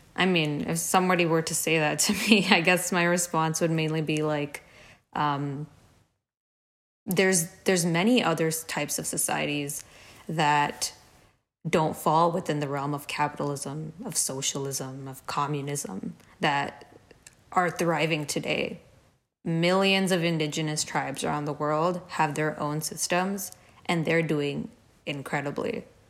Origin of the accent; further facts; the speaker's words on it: India; moved away as an adult; now in Dallas, United States; a lot of us growing up in India